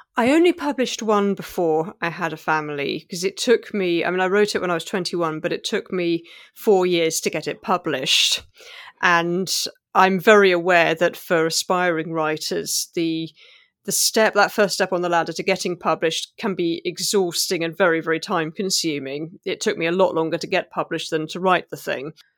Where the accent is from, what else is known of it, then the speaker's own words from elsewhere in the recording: England, United Kingdom; growing up in England as an immigrant